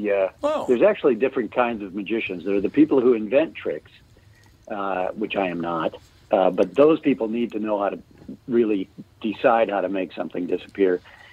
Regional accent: Ely, Minnesota, United States; I was born in the Twin Cities, and then I went to high school up in Ely, Minnesota.

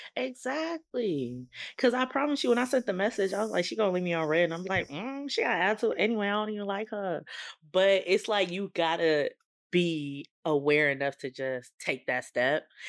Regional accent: California, United States; I am from California, born and bred.

